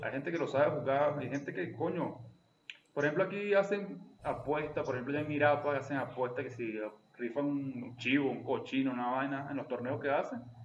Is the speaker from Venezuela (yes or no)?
yes; eastern Venezuela, Venezuela; Yo soy un mal oriental